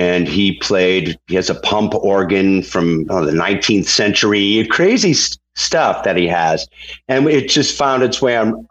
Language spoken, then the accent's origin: English; Holyoke, Massachusetts, United States; We had a great record store in my hometown, Holyoke, Massachusetts